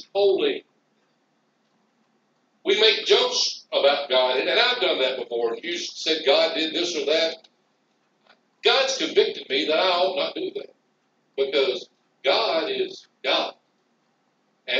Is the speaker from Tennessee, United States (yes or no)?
yes; Madison, Tennessee, United States; I grew up in Madison, Tennessee, 910 New York West